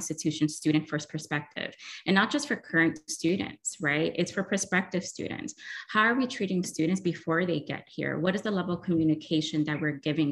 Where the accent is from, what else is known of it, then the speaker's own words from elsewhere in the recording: New York City, New York, United States; I am that kid from Brooklyn that was low income